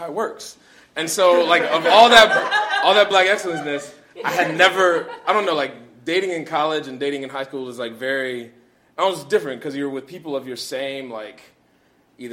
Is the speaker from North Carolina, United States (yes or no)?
yes; Charlotte, North Carolina, United States; I'm from Charlotte, North Carolina